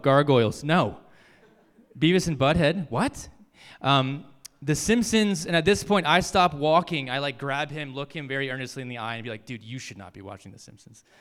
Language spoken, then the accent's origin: English; Virginia, United States; moved away as an adult; I grew up in Virginia.